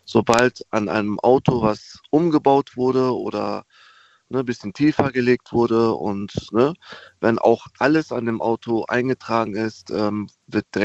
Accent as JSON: {"language": "German", "town": "Koblenz", "region": "Rhineland-Palatinate", "country": "Germany", "said": "Hallo, ich bin aus Koblenz."}